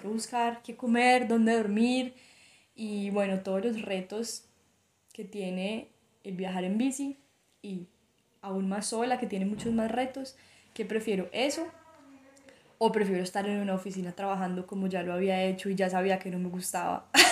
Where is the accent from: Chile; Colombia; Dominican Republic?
Colombia; Armenia, Quindío; yo soy de, Armenia, de Colombia, eh, una ciudad eh, relativamente pequeña de Colombia, entre las montañas, es la zona cafetera de Colombia y nací y crecí acá